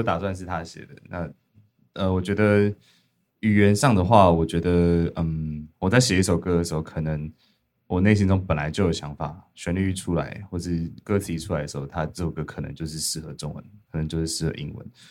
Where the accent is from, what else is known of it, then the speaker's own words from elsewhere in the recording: Dahu, Miaoli County, Taiwan; 我跟 James 其实是小时候在大湖长大，嗯。苗栗大湖，所以有草莓的故乡，草莓